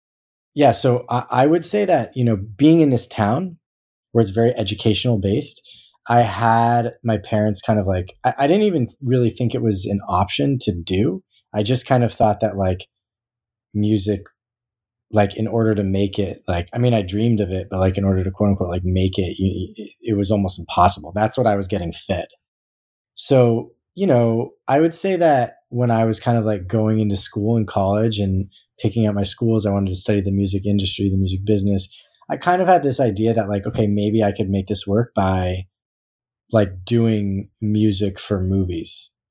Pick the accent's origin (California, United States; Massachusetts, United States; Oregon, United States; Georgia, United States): Massachusetts, United States; Newton; I grew up kind of in the East Coast of Newton, Massachusetts with a lot of people are from Newton that you wouldn't expect